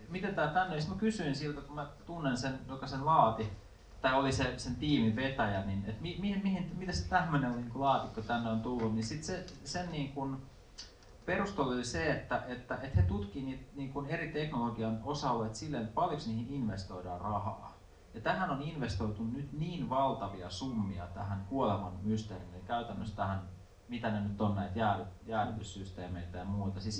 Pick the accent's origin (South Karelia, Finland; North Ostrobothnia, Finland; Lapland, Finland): South Karelia, Finland; Joutseno; joutseno 80-luvulla, se oli aika, aika kova niin kuin, rauhan mielisairaala, jonka alueelta mä oon kotoisin